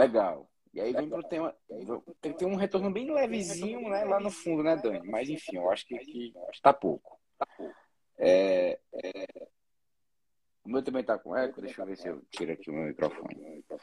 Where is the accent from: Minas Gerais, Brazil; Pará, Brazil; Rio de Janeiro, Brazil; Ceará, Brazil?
Ceará, Brazil; Eu sou cearense